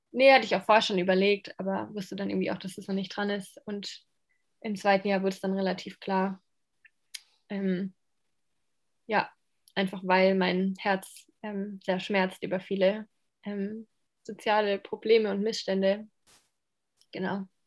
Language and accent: German; Landau, Rhineland-Palatinate, Germany; moved away as an adult; also born or lived in Romania / Moldova; now in Ludwigsburg, Germany; ich ähm, bin mehr oder weniger aufgewachsen in Landau